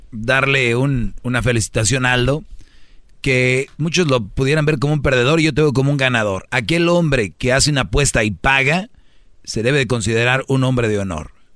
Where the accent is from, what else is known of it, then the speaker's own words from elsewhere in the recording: Michoacán, Mexico; somos michoacanos que pagan.